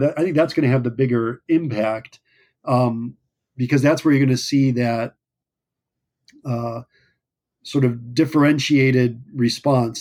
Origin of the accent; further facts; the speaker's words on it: United States; as the American people